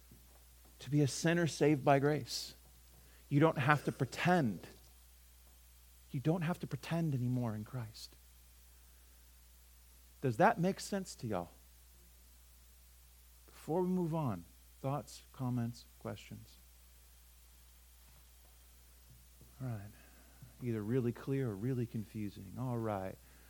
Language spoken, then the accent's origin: English; California, United States; moved away; also born or lived in the South; I'm from California originally. I'm not there anymore